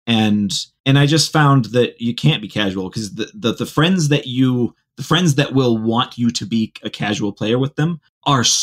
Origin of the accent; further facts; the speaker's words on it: Ohio, United States; now in Utah, United States; I grew up in Ohio